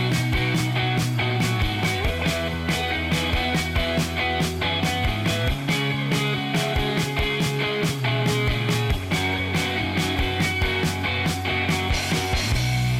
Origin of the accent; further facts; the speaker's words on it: Australia; accent: Australian; moved away; And I come from Australia, you might have guessed from the accent.